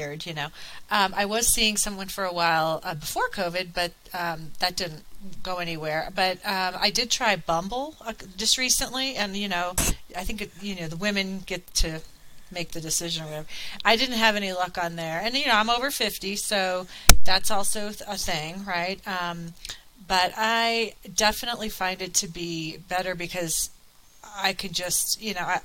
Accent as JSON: {"language": "English", "region": "Colorado", "country": "United States", "tie": "born or raised there", "also_born_or_lived": "Virginia", "moved": "as an adult", "said": "I moved back to Colorado from Virginia in 2014."}